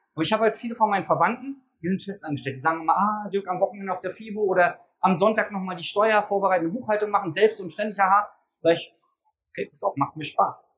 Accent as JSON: {"language": "German", "region": "Berlin", "country": "Germany", "said": "Ich komme aus Berlin"}